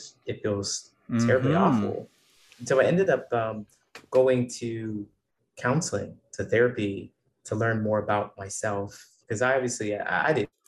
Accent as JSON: {"language": "English", "region": "Ohio", "country": "United States", "tie": "born or raised there", "moved": "yes", "said": "I was born in a small town in Ohio, so I grew up in Ohio"}